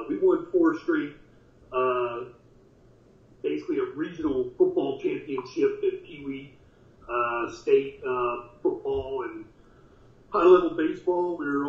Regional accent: Richmond Hill, Georgia, United States; my hometown. In Richmond Hill, Georgia, which is where I was raised as a young kid. Spent a better part of my life there, about 12 of the 15 years that I was under my parents' roof

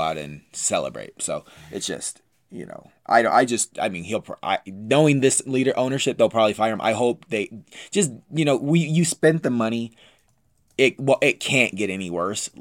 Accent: United States; I'm American

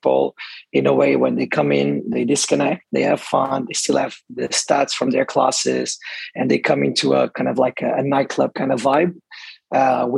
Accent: Portugal; moved away as an adult; now in Dubai, United Arab Emirates; I'm from Portugal. I moved to the UAE, to Dubai, actually 8 years ago.

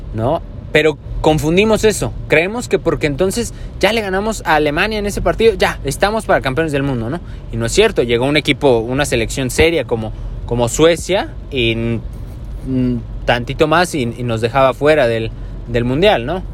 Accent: Mexico; todos somos mexicanos

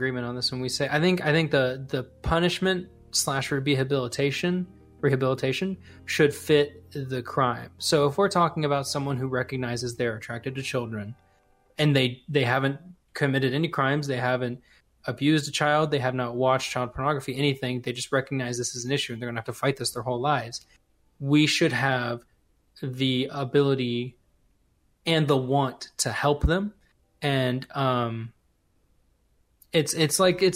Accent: United States; as an American

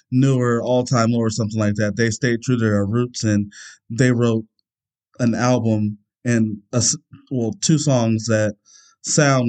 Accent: near Cuyahoga Falls, Ohio, United States; born or raised there

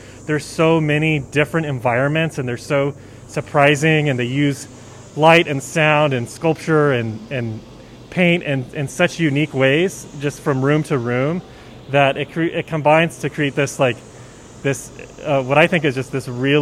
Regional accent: Santa Fe, New Mexico, United States; my hometown in Santa Fe

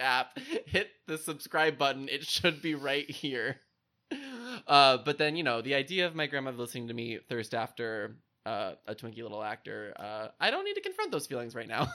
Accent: Indiana, United States; my home state of Indiana

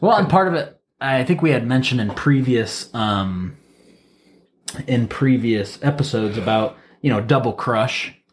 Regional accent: Wauseon, Ohio, United States; moved away; back home, I'm from Waseon, Ohio

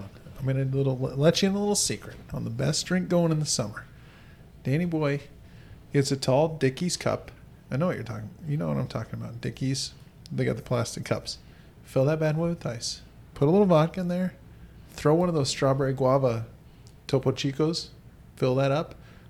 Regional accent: Mesa, Arizona, United States; born there; I was born in Mesa. Thank you very much.

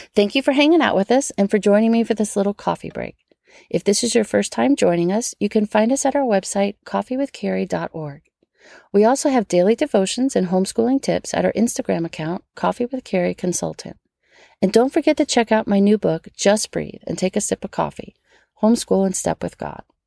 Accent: Metairie, Louisiana, United States; born or raised there

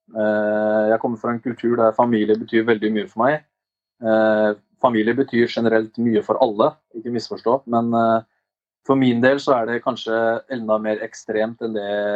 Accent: Oslo, Norway; Jeg er oppvokst på Ammerud i Groruddalen

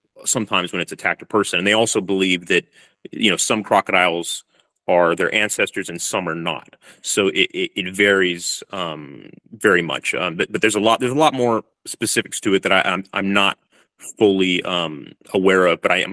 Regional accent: California, United States; moved away as an adult; now in Darwin, Australia; I'm from California originally, but I'm living in Darwin and doing my PhD here

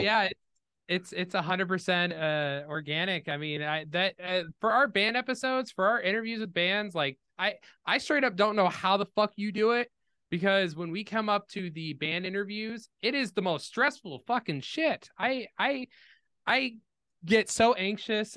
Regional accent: Danville, Illinois, United States; moved away as an adult; now in Iowa, United States; I was determined to leave Danville

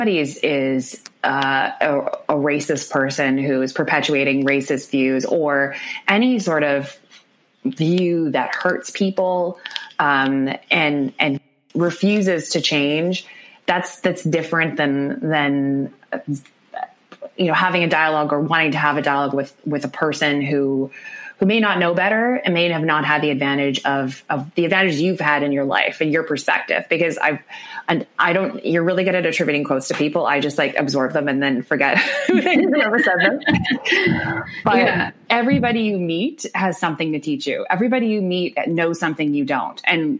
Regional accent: Winnipeg, Manitoba, Canada; I grew up in the North End of the city, like in the heart of it.

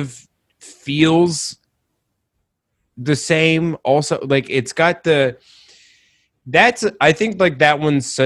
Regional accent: Colorado, United States; moved away as an adult; also born or lived in Rochester, New York; now in New York, United States; I was born in Rochester, but I spent like most of my childhood in Colorado

